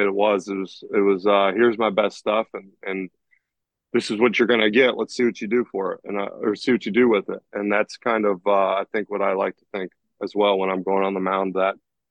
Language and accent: English; Columbus, Ohio, United States; I'm from Columbus, Ohio